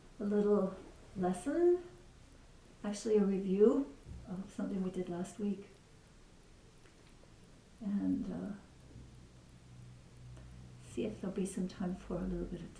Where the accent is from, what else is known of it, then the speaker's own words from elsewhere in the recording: British Columbia, Canada; that's where I'm from British Columbia